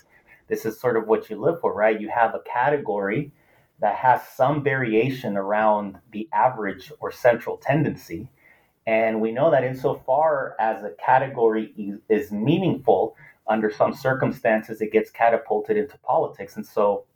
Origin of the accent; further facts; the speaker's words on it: Los Angeles, California, United States; first language Spanish; English is a second language; I'm originally from Los Angeles